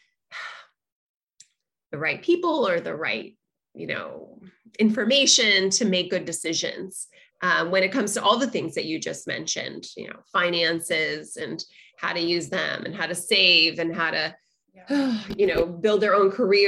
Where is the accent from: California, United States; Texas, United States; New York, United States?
California, United States; Los Angeles; I grew up in Los Angeles